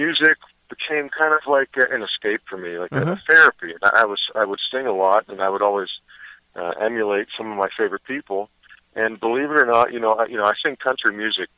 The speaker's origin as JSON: {"language": "English", "town": "Pittsburgh", "region": "Pennsylvania", "country": "United States", "tie": "born or raised there", "also_born_or_lived": "Los Angeles", "said": "I am in Pittsburgh, Pennsylvania, my hometown"}